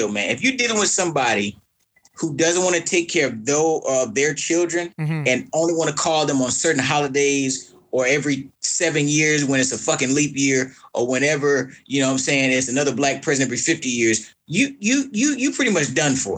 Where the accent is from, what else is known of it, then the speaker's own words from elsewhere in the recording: Atlanta, Georgia, United States; moved away; also born or lived in Kalamazoo, Michigan; I was born and raised in Atlanta, Georgia